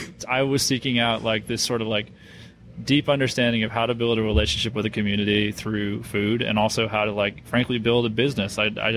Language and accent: English; Northeast, United States; I'm from the Northeast, so Duke basketball.